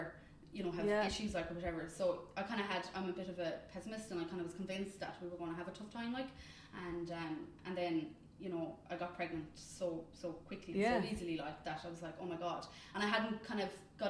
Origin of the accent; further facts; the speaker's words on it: Limerick, Munster, Ireland; now in Naas, Ireland; I'm originally from Limerick, and I'm living in Naas 2.5 years